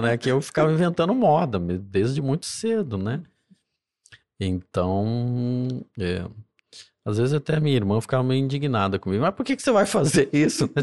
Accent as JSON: {"language": "Portuguese", "town": "Juiz de Fora", "region": "Minas Gerais", "country": "Brazil", "tie": "born or raised there", "also_born_or_lived": "Cataguases", "accent": "mineiro", "moved": "as an adult", "lives_now": "São Paulo, Brazil", "said": "do interior de Minas Gerais, né? uma cidade chamada Cataguás"}